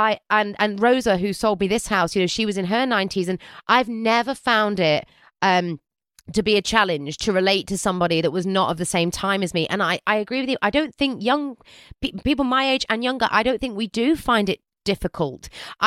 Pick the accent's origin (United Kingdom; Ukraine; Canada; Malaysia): United Kingdom; I'm a British girl.